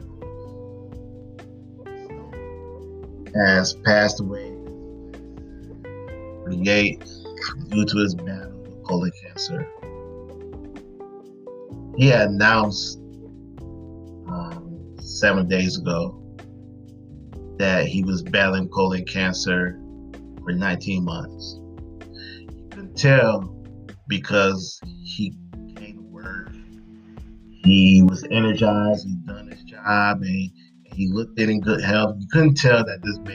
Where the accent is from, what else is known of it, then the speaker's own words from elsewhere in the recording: Detroit, Michigan, United States; growing up in Detroit